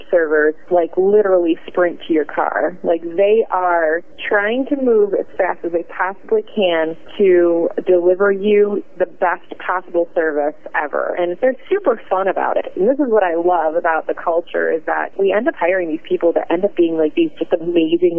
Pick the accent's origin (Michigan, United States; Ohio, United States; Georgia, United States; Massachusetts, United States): Ohio, United States; Cleveland; I'm from, like, the way far, like, west side of Cleveland